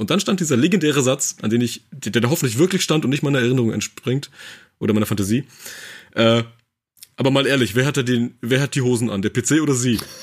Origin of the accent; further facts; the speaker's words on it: Mecklenburg-Vorpommern, Germany; also ich komme aus Mecklenburg